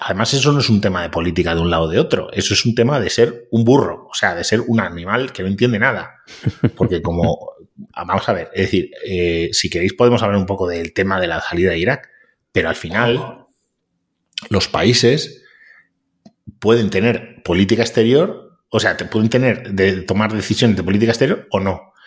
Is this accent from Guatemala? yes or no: no; Spain